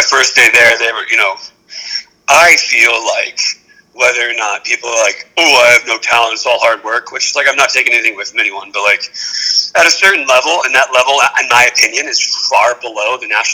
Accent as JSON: {"language": "English", "town": "Huntington Beach", "region": "California", "country": "United States", "tie": "born or raised there", "said": "I grew up in Huntington Beach"}